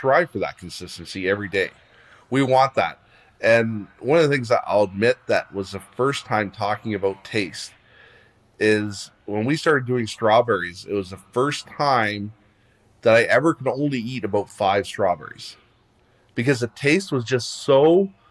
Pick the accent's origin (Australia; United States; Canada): Canada; Leamington, Ontario; I grew up in Leamington, Ontario. We've had greenhouses here since the day I was born